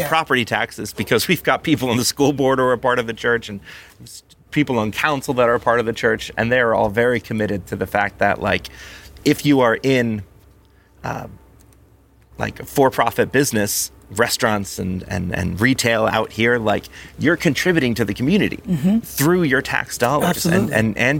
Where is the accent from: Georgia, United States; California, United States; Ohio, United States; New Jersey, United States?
New Jersey, United States; growing up in South Jersey, being around Philly